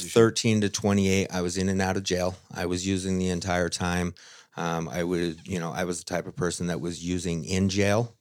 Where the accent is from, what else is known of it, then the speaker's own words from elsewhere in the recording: Utah, United States; So I am from Utah, uh, born and raised for the most part, have lived here my whole life